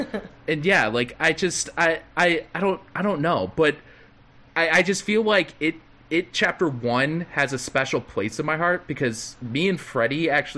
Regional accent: McHenry, Illinois, United States; with my hometown with the McHenry Theater, the McHenry Outdoor Theater.

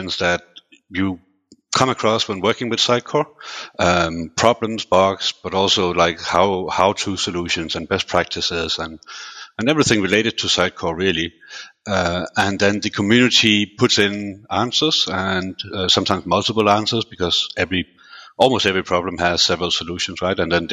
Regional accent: Denmark; also born or lived in United Kingdom; now in Switzerland; originally I was born and raised in Denmark

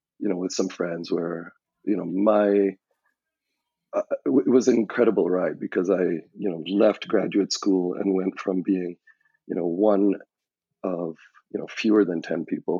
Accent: Trinidad & Tobago; moved away as an adult; now in United States; I'm from Trinidad and Tobago, and when you come to the U.S. as a foreign student

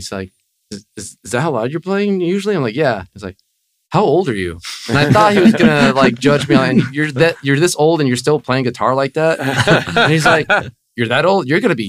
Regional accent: Coral Springs, Florida, United States; also born or lived in Fort Lauderdale; I live in Fort Lauderdale, but I grew up in Coral Springs, going to like to Taravella High School and stuff.

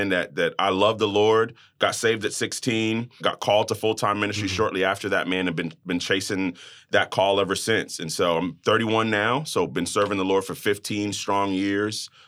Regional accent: Brooklyn, New York, United States; I am Jamaican American. My family's from the island of Jamaica, so my mom and dad were born and raised, and uh, I was born in Brooklyn, New York. Go Nets, go hmm.

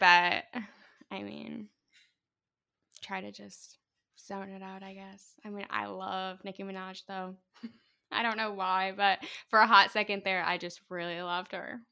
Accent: Larwell, Indiana, United States; also born or lived in Fort Wayne, Indiana; I was born in Fort Wayne, but I grew up in the most part near, like, South Whitley. It's a little town called Larwell with my mom

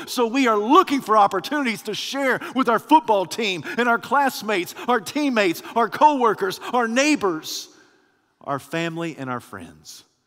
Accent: United States

